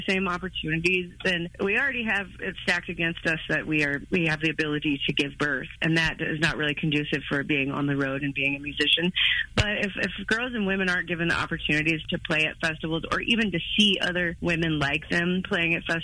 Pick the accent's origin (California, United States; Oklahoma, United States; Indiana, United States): Oklahoma, United States; I was. I'm like a 5th, 6th generation Okie